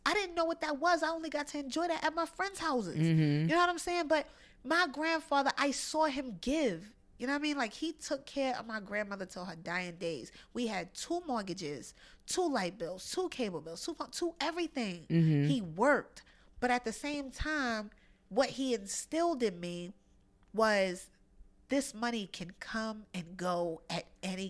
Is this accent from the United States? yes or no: yes; Brooklyn, New York, United States; I grew up in Brownsville in Brooklyn. We out here. In the hood, you know what I mean?